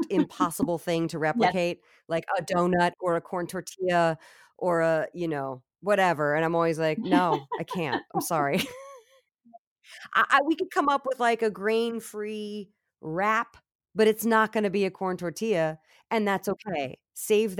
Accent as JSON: {"language": "English", "region": "Virginia", "country": "United States", "said": "I'm from Virginia."}